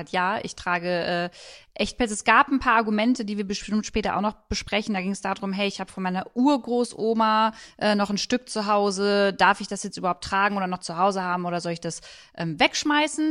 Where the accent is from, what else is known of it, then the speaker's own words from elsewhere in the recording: Germany; bei uns in Deutschland